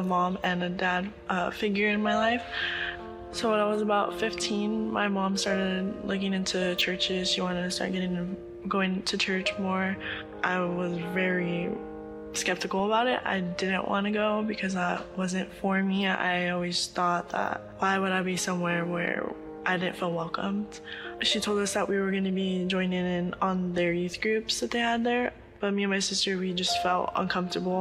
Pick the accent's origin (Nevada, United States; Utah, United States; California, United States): California, United States; Oxnard; I was born and raised in Oxnard, California.